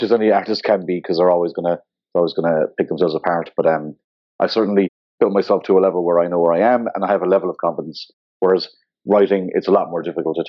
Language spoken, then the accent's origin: English; Ireland; also born or lived in Scotland / New York; Location-wise, I'm from Ireland, and yeah, so I live and work in Dublin